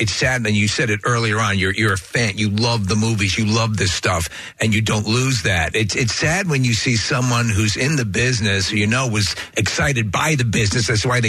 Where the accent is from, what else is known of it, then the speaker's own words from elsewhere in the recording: New York, United States; I'm from New York.